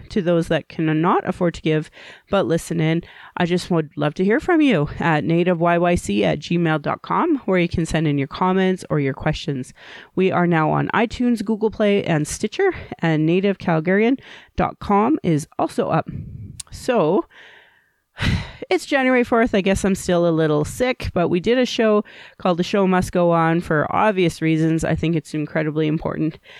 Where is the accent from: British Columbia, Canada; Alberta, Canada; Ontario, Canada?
Alberta, Canada; Calgary; I was born in Calgary